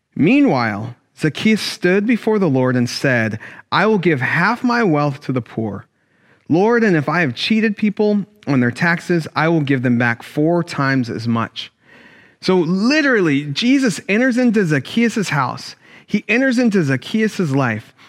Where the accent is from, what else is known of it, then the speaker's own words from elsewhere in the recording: Sacramento, California, United States; Growing up in Sacramento, I went to a black church